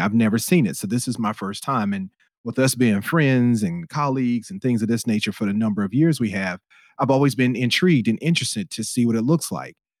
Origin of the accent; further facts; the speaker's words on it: United States; I'm an American